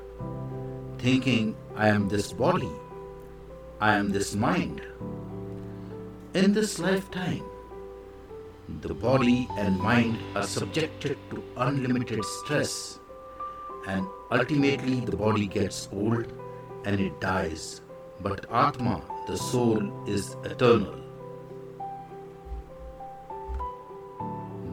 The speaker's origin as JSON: {"language": "English", "country": "India", "said": "I am the Indian monk"}